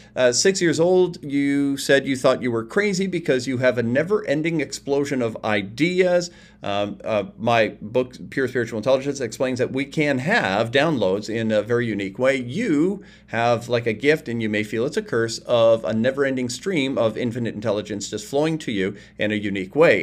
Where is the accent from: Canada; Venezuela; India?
Canada; I'm from Canada. I'm in Canada recording this